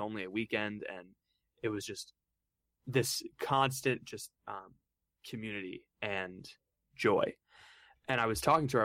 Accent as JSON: {"language": "English", "region": "Florida", "country": "United States", "moved": "as an adult", "lives_now": "Steubenville, United States", "said": "I'm from Florida"}